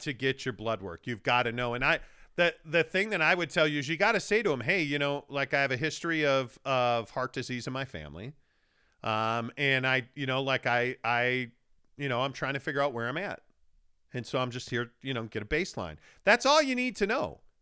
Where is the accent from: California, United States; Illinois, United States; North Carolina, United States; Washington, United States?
Illinois, United States; Chicago; moved away; growing up in Chicago